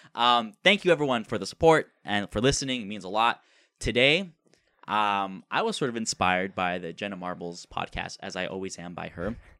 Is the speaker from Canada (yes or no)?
yes; Canada; since we're Canadian